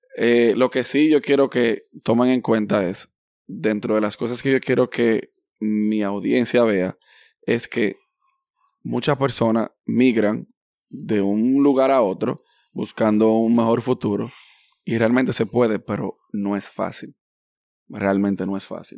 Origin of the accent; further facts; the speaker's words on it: New York, United States; yo ya nací de aquí, yo soy hispano, como quiera que sea, yo soy dominicano